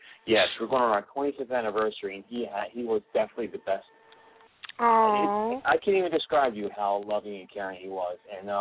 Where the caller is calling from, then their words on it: Philadelphia, Pennsylvania, United States; …. I'm from Philadelphia.